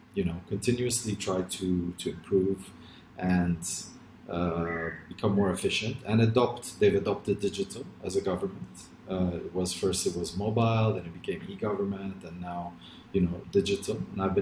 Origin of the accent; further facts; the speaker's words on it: Lebanon; born there; I'm born in Lebanon.